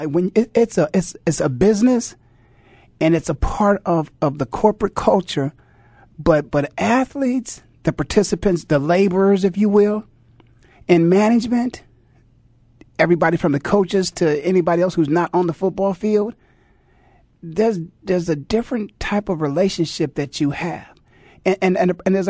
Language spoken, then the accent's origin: English; Canton, Ohio, United States; when I was growing up in Canton, Ohio